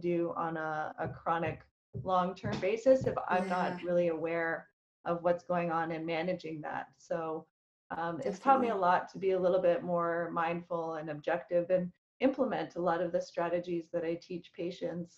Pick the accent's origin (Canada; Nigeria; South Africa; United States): Canada; Calgary, Alberta; I grew up in Calgary, Alberta